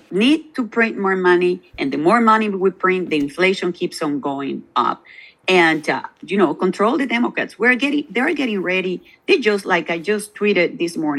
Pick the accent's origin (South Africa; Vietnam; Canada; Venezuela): Venezuela; Maracaibo, Zulia; now in United States; I am from Maracaibo, the state of Zulia, which is also a border state